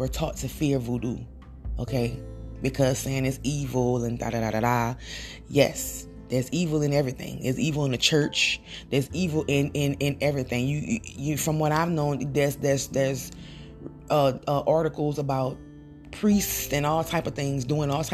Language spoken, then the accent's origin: English; Louisiana, United States; I'm from Louisiana